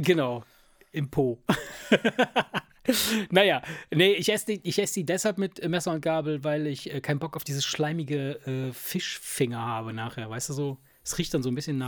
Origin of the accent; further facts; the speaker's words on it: Rhineland, Germany; Wir, wir kommen ja aus dem Rheinland